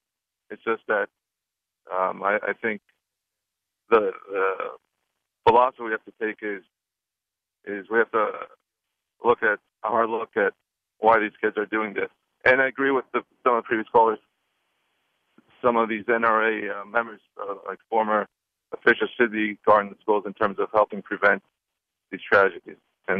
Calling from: Lloyd Harbor, New York, United States; Lloyd Harbor in New York.

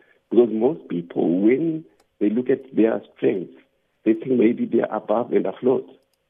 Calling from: Cape Town, Western Cape, South Africa; I'm calling from Cape Town now.

